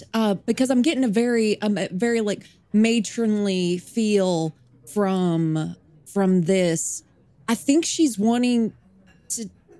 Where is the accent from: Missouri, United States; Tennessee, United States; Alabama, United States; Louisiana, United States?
Tennessee, United States; Nashville; also born or lived in Toronto, Canada; Oh, no. I'm originally from Nashville, Tennessee. For a little bit, I lived in Toronto.